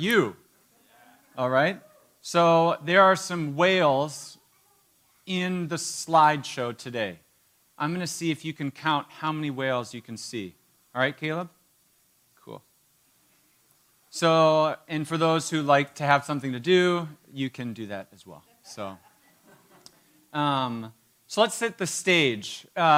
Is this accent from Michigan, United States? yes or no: yes; Marquette, Michigan, United States; I grew up in Marquette.